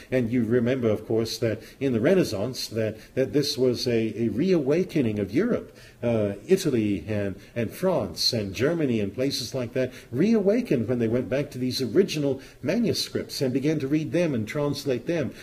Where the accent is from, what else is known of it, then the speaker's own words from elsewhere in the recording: Zimbabwe; moved away; When I was young, I lived in a country called southern Rhodesia